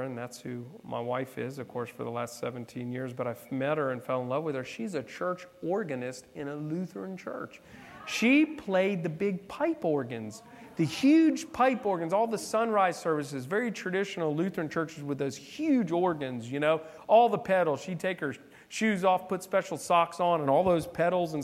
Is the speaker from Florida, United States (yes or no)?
yes; South Florida, United States; I'm from South Florida. I was in West Palm.